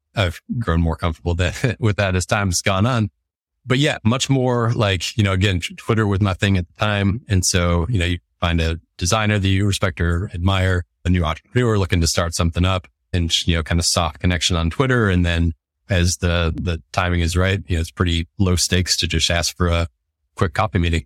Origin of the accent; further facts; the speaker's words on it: Detroit, Michigan, United States; moved away as an adult; now in Indianapolis, United States; I'm from the Detroit area originally, a s, small suburb outside of Detroit.